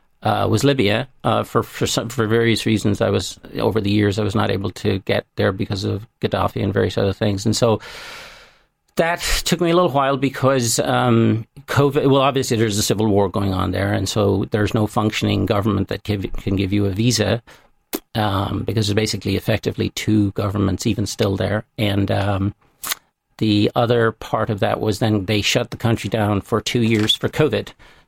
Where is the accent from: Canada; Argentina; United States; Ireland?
Ireland; And when I walked across the border to no man's land, I was greeted with as royalty, as being Irish.